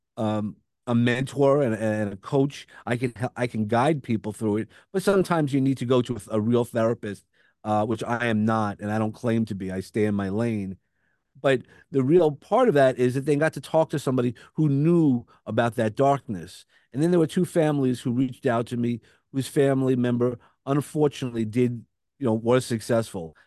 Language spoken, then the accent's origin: English; New York City, New York, United States; accent: Brooklyn; I have a Brooklyn accent